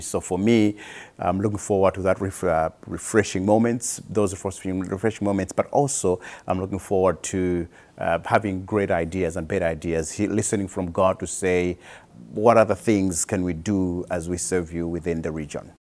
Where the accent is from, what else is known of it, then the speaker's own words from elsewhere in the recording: Malawi; I am from Malawi